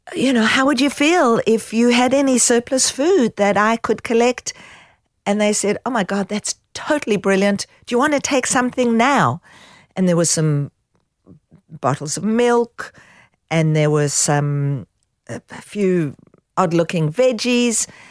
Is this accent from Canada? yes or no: no; South Africa; growing up in South Africa